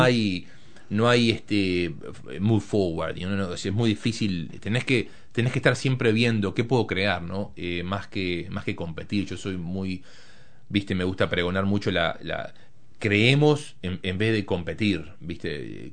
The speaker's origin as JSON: {"language": "Spanish", "region": "Montevideo", "country": "Uruguay", "tie": "born or raised there", "moved": "yes", "said": "me crié en Montevideo, nací ahí"}